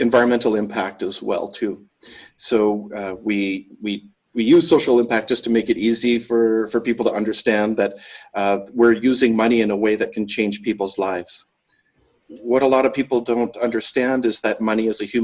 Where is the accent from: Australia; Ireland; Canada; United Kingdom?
Canada; moved away as an adult; now in Bali, Indonesia; I'm originally Canadian, but I've been living here in Indonesia for the past 20 years.